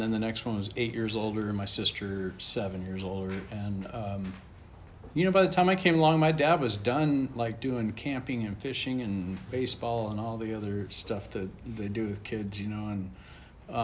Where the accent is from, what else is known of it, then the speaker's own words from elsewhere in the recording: Huntington Park, California, United States; moved away as an adult; also born or lived in Cincinnati, Ohio / Sarasota, Florida; now in Austin, United States; we grew up in East LA in a little town called Huntington Park